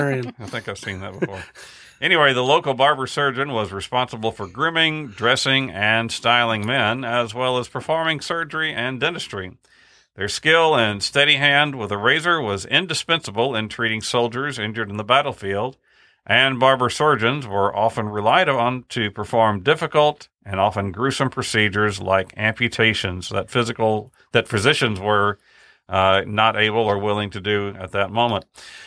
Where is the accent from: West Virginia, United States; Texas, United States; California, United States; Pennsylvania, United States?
Texas, United States; Kerrville; Named thus because it was just across Earl Garrett Street from the post office in my hometown of Kerrville.